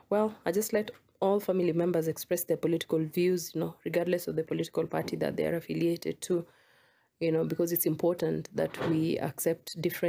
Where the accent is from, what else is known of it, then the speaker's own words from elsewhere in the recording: Kenya; I'm from Kenya